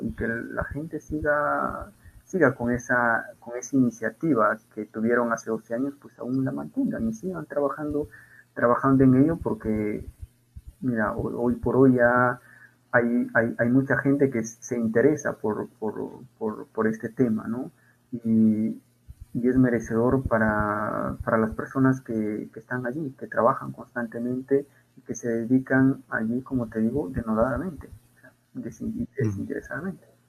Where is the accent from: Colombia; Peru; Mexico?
Peru; como peruanos